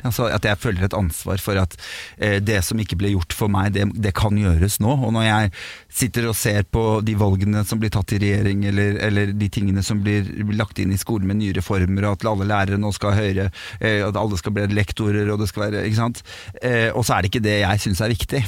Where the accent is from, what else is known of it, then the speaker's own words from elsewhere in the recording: Norway; vi er født i Norge